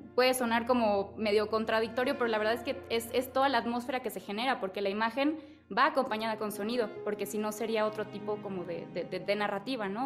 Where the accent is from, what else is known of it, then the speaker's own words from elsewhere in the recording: Chiapas, Mexico; now in Mexico City, Mexico; yo soy de Chiapas